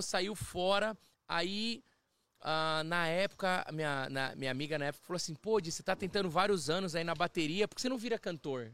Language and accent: Portuguese; Brazil; moved away as an adult; now in Toronto, Canada; eu cresci, assim, no, no, no Brasil